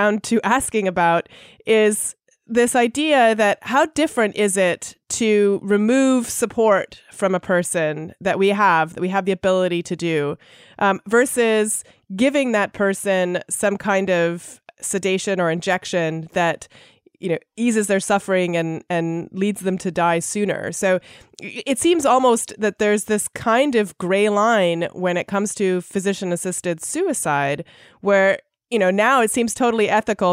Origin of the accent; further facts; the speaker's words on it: Canada; I grew up in Canada